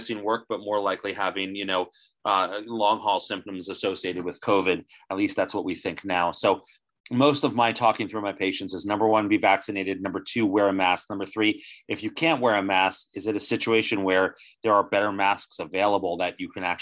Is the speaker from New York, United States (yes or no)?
no; New Jersey, United States; born or raised there